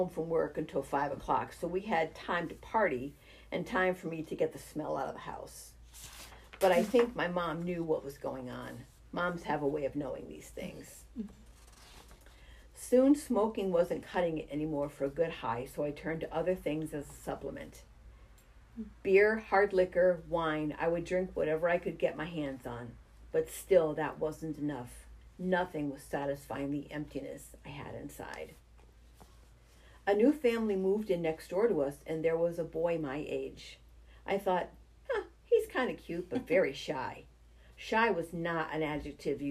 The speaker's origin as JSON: {"language": "English", "town": "Springfield", "region": "Massachusetts", "country": "United States", "tie": "born or raised there", "also_born_or_lived": "Chicopee, Massachusetts / Monson, Massachusetts / Palmer, Massachusetts", "said": "I grew up in Springfield in a housing complex with lots of duplexes and triplexes"}